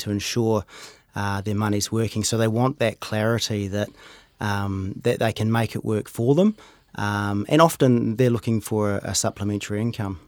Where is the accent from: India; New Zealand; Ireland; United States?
New Zealand; Rotorua, Bay of Plenty; moved away as an adult; also born or lived in Hamilton / United Kingdom / Auckland; now in Cambridge, New Zealand; I grew up in Rotorua, uh, ended up doing some study in Hamilton.